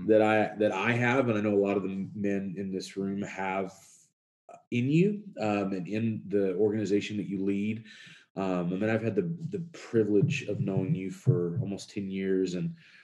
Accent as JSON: {"language": "English", "town": "Kenosha", "region": "Wisconsin", "country": "United States", "said": "from Kenosha, Wisconsin."}